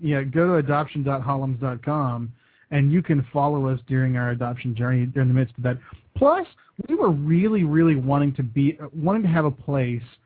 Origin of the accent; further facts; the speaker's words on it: West Texas, United States; moved away as an adult; now in Kentucky, United States; I'm born and raised in West Texas